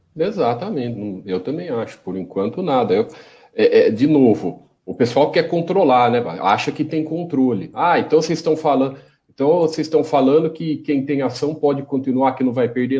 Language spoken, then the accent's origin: Portuguese; Brazil; accent: caipira; meu, meu sotaque caipira